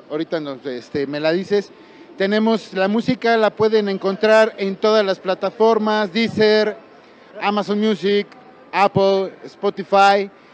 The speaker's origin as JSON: {"language": "Spanish", "region": "Mexico City", "country": "Mexico", "said": "yo vengo del poniente de la Ciudad de México"}